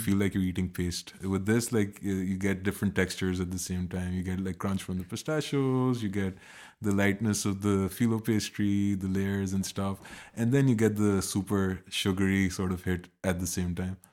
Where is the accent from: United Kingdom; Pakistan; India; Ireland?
Pakistan; now in Berlin, Germany; I come from Pakistan and I live in Berlin